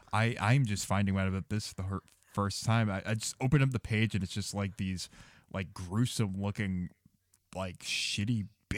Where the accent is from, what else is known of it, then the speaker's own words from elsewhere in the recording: United States; I'm American.